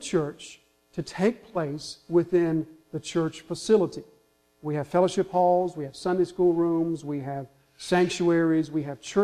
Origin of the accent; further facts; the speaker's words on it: the South, United States; We're from the South. We understand Southern hospitality